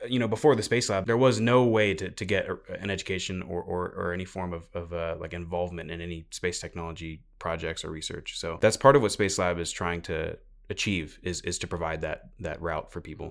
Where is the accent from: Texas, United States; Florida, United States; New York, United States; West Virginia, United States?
Texas, United States; Houston; I'm from Houston